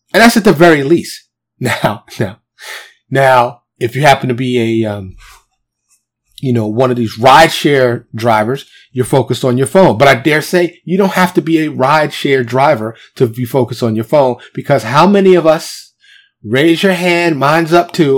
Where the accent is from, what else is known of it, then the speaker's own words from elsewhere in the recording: New York City, New York, United States; moved away as an adult; now in Texas, United States; growing up in New York City